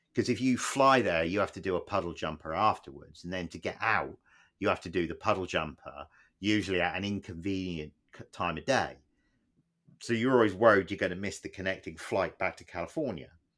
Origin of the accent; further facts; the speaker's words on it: Plymouth, South West England, United Kingdom; moved away; we grew up in Plymouth